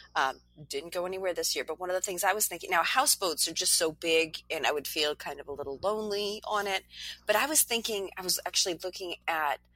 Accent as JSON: {"language": "English", "region": "New Hampshire", "country": "United States", "tie": "born or raised there", "moved": "yes", "said": "my home state of New Hampshire"}